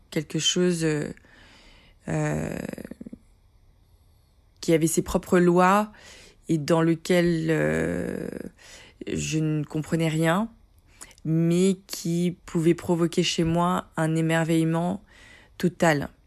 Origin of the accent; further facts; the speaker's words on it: Paris, Île-de-France, France; born there; je suis née en 1977 à Paris, où je vis encore